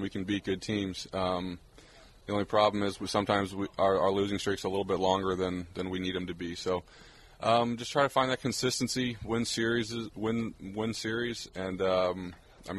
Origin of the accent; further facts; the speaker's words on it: Arizona, United States; I'm from Arizona